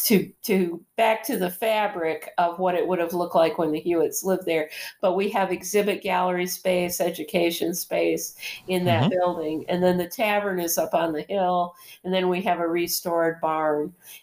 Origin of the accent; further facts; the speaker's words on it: Lenawee County, Michigan, United States; now in Lansing, United States; I grew up in Lenawee County. I grew up probably 40 minutes north of or south of where Walker Tavern is, actually.